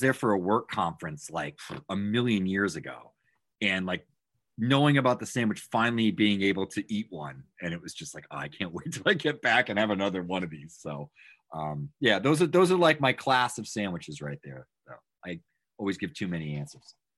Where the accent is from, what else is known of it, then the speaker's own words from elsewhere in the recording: Massachusetts, United States; I'm from Massachusetts. Grew up here, still live here